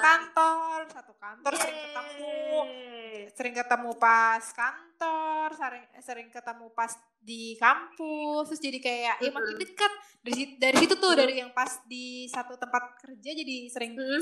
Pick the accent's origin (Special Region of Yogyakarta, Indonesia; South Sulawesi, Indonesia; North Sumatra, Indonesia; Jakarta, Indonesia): Jakarta, Indonesia; now in Depok, Indonesia; gue itu lahirnya di Jakarta